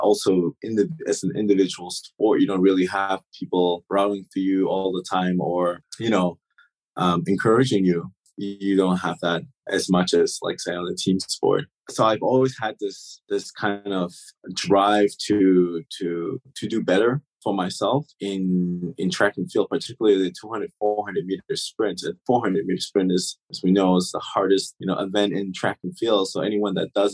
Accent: Germany; first language German; English is a second language; moved away; also born or lived in Turks and Caicos; I lived here for about 10 years, and German is actually my first language

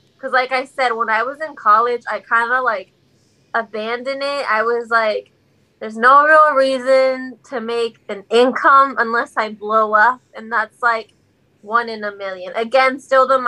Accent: Houston, Texas, United States; also born or lived in Navasota, Texas / Lubbock, Texas; growing up in Texas

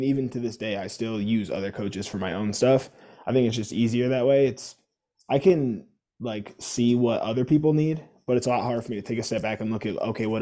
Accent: Ohio, United States; I'm from the Ohio area. Like, I just say the Ohio area because I've lived like literally in like every part of Ohio, north, south, middle

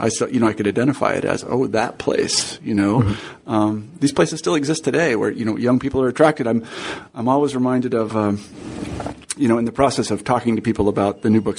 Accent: Kansas, United States; moved away as an adult; also born or lived in Berkeley; I grew up in Kansas

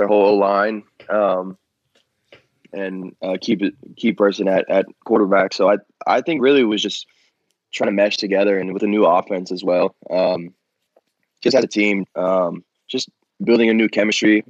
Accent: Bay Area, California, United States; moved away as an adult; I'm from the Bay Area

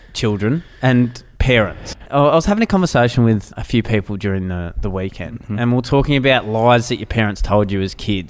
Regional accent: Ballarat, Victoria, Australia; growing up in Ballarat.

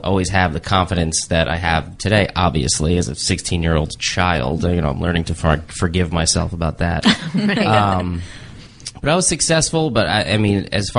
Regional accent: New Jersey, United States; moved away as an adult; also born or lived in Massachusetts; I was from New Jersey

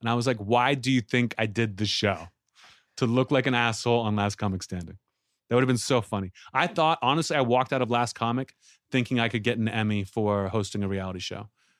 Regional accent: Pittsburgh, Pennsylvania, United States; moved away; They don't know I'm from Pittsburgh.

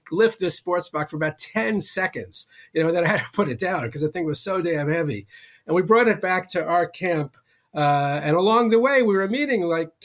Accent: New York City, New York, United States; I grew up in Queens, in New York City

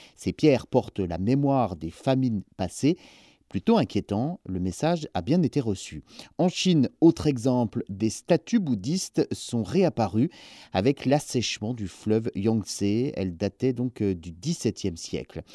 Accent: France; chez nous, en France

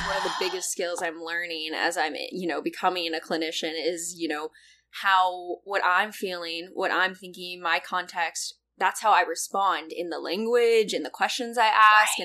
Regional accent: California, United States; moved away as an adult; now in Chicago, United States; I'm originally from California, which is where what I know, and then just moved to Chicago after college

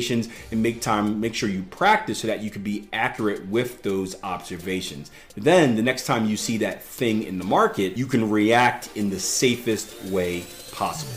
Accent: Philadelphia, Pennsylvania, United States; I grew up in Philadelphia, PA, which isn't the greatest place in the world

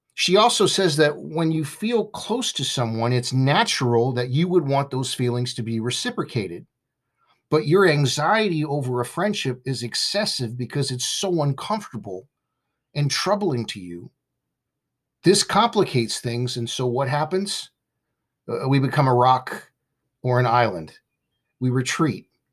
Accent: Southern California, United States; I grew up in Southern California with a friend named Jason

